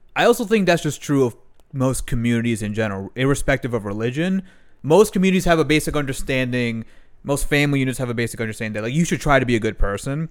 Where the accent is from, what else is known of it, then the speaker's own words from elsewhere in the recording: Maryland, United States; I then went to Maryland when I was four years old, four or five years o-, years old.